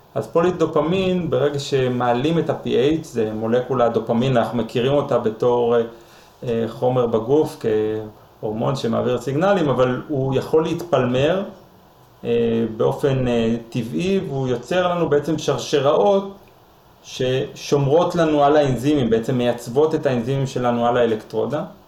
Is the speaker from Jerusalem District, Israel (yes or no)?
yes; Jerusalem, Jerusalem District, Israel; אני ירושלמי